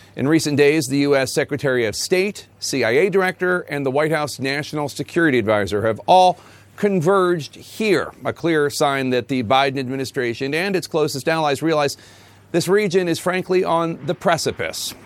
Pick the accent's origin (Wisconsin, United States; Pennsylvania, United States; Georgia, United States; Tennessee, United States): Pennsylvania, United States; Philadelphia; I am from Philadelphia